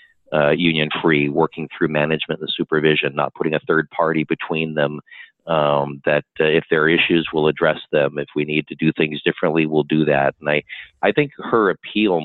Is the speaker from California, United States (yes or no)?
yes; Buena Park, California, United States; I grew up in Buena Park